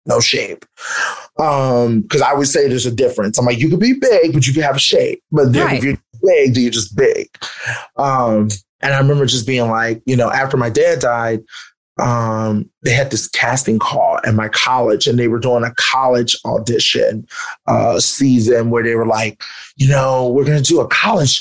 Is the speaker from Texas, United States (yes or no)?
no; Philadelphia, Pennsylvania, United States; Growing up in Philadelphia